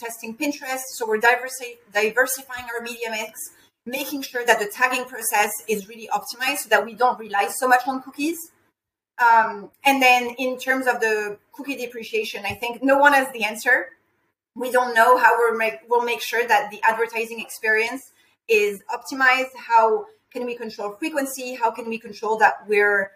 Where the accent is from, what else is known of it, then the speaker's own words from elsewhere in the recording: France; moved away; I'm personally from France